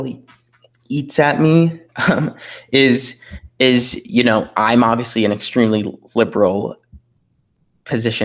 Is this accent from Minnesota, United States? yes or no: yes; Minneapolis, Minnesota, United States; my hometown of Minneapolis